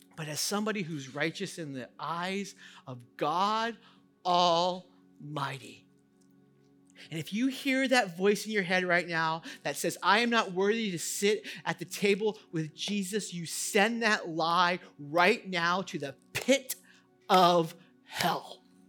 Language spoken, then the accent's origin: English; United States; as an American society